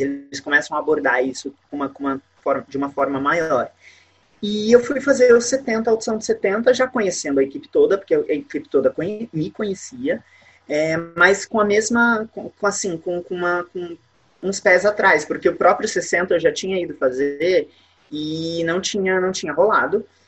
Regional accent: São Paulo, Brazil; now in Niterói, Brazil; eu moro em Niterói, no Rio de Janeiro, mas eu sou nascido em São Paulo.

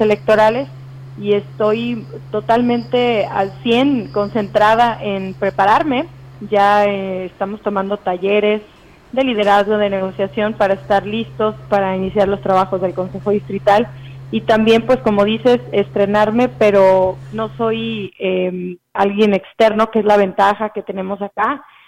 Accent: Tamuín, San Luis Potosí, Mexico; moved away as an adult; now in Ciudad Valles, Mexico; yo soy originaria de Tamuín, ya tengo nueve años radicando en Ciudad Valles

